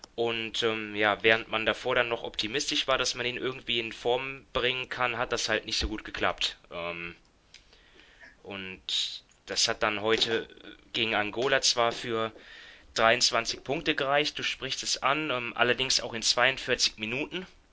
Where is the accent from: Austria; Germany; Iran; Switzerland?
Germany; wir als Deutsche